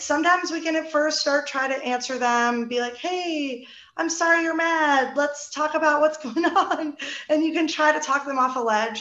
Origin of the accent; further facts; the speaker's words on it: New Jersey, United States; we're both from New Jersey